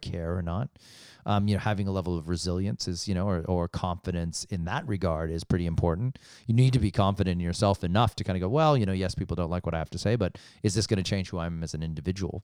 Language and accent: English; United States; being an American, uh, in growing up in the States